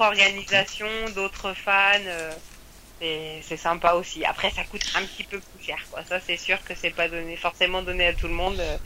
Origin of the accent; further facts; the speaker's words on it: France; en tant que Français